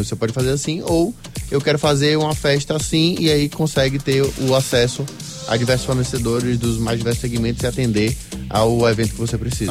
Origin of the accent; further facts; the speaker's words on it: Salvador, Bahia, Brazil; a gente é daqui de Salvador mesmo, é nossa raiz de onde a gente veio